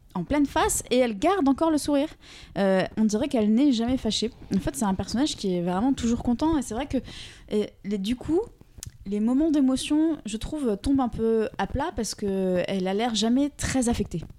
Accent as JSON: {"language": "French", "country": "France", "said": "en tant que Français"}